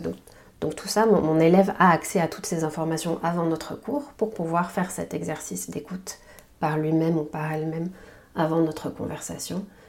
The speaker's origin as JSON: {"language": "French", "area": "Basque Country", "region": "Nouvelle-Aquitaine", "country": "France", "tie": "born or raised there", "also_born_or_lived": "Taiwan", "said": "Je suis née au Pays Basque, c'est une information euh, importante pour moi. Je suis née ici, j'ai grandi ici"}